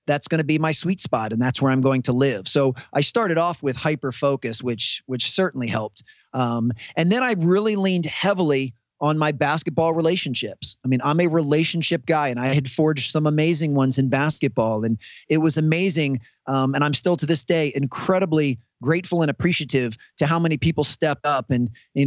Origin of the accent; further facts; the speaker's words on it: United States; I come from the United States